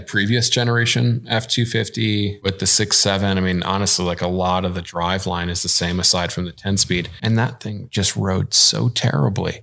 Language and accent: English; Midwest, United States; I'm from the Midwest.